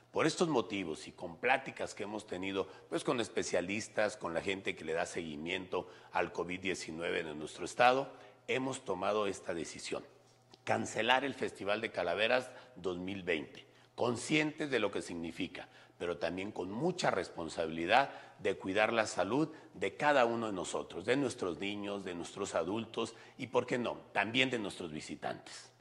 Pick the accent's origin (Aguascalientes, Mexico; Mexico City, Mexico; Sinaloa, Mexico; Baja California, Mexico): Aguascalientes, Mexico; nos identifican como aguascalentenses, como mexicanos